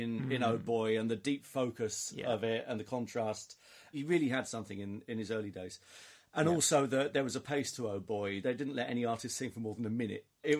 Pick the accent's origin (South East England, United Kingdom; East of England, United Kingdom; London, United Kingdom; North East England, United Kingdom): South East England, United Kingdom; Aldershot; Aldershot, which is my hometown.